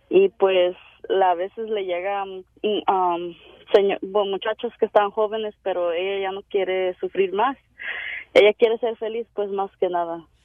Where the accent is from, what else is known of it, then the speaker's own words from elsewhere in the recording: Mexico City, Mexico; De allá del sur, del de, un lado del DF